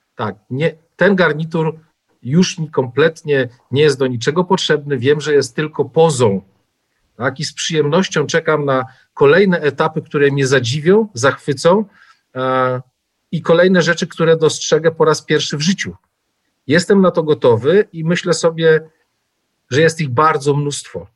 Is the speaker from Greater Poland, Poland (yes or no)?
no; Pułtusk, Masovian Voivodeship, Poland; ja się urodziłem w niewielkim miasteczku 100 kilometrów od Warszawy, i e, w Półtusku